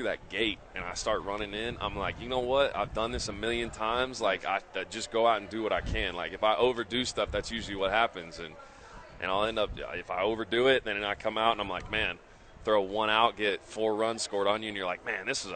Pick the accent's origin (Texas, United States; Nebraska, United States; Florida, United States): Nebraska, United States; also born or lived in Portland, Oregon; I was born in Portland, but I grew up mostly in Nebraska